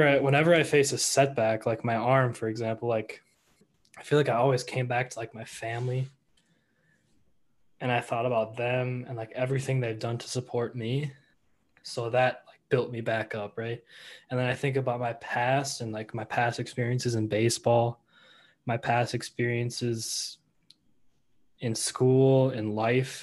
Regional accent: Edina, Minnesota, United States; I was born and raised in Edina. So a lifelong cake eater there.

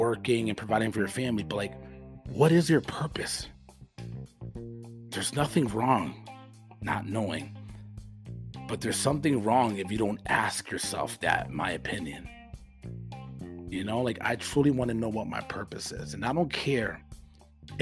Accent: United States; I'm an American with conservative, you know, values

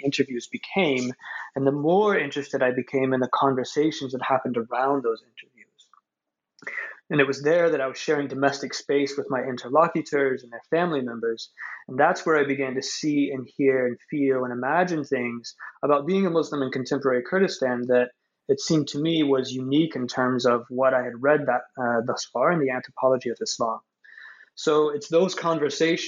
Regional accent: United States; me as an American researcher in Iraq

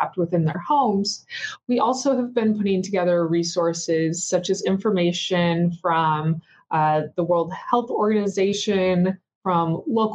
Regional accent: Seattle, Washington, United States; now in Baltimore, United States; Currently, I live in Baltimore, Maryland, though I'm from Seattle, Washington

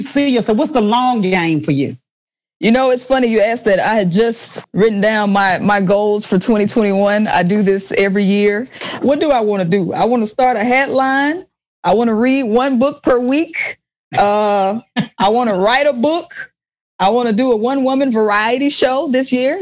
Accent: Jackson, Mississippi, United States; I was in Jackson, Mississippi, my hometown

